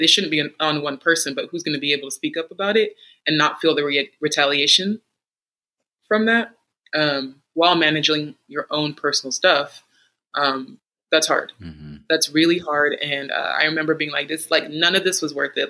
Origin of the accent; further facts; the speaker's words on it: Texas, United States; moved away as an adult; now in North Carolina, United States; I am from Texas